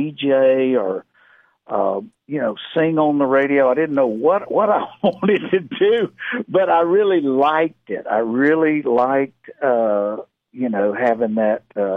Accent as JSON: {"language": "English", "region": "South Carolina", "country": "United States", "tie": "born or raised there", "said": "That's where I kind of grew up out there and learned to play a little music"}